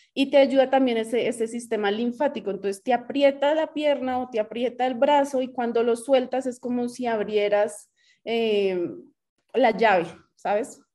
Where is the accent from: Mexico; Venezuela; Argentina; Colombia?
Colombia; Bogotá; now in Cajicá, Colombia; soy de Bogotá, feliz aquí ahora en Cajica.